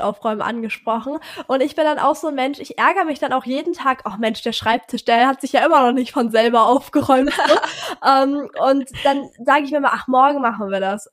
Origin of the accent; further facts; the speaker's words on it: Hamburg, Germany; ich komme aus Hamburg